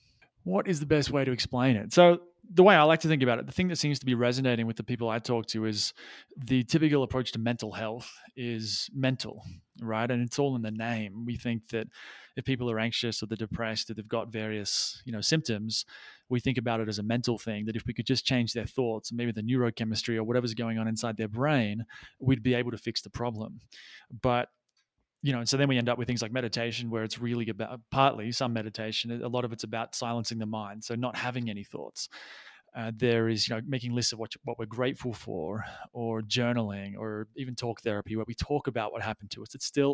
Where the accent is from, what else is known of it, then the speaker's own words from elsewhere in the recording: Australia; also born or lived in Thailand; now in Peru; I you can probably maybe able to hear from the accent that I am Australian, though I have lost my accent, or some of it anyway, because I've been overseas for a long time.